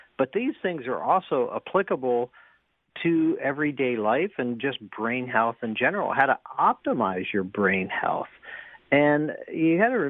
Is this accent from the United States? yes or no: yes; United States; we're American